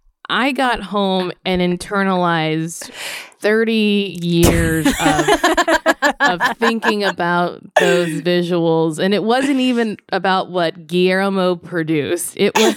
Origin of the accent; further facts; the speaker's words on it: Louisiana, United States; moved away; also born or lived in New York; I am from Louisiana